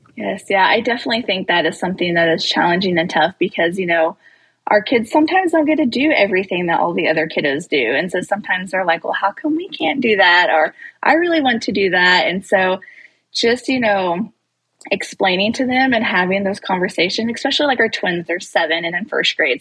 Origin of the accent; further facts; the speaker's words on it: Maysville, Missouri, United States; we live in Northwest Missouri. We're from Maysville, Missouri